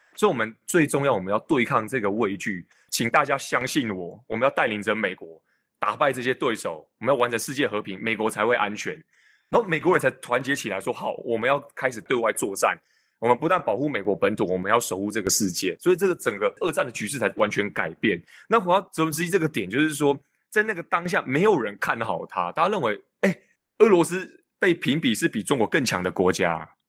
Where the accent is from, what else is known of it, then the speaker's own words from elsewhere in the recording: Changhua County, Taiwan; moved away as an adult; 彰化是我自己出生的地方，那我觉得这个地方真的，毕竟是我长大的地方